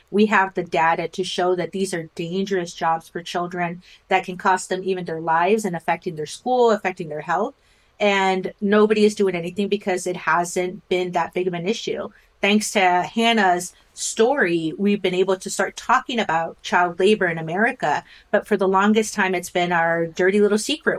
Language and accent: English; Rio Grande Valley, South Texas, United States; I grew up in South Texas in the Rio Grande Valley